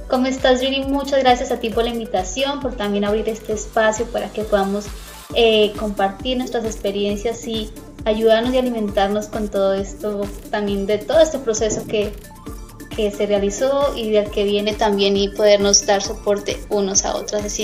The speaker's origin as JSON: {"language": "Spanish", "region": "Boyacá", "country": "Colombia", "said": "soy de Colombia, de Boyacá, Colombia. Em, orgullosamente hija de padres campesinos"}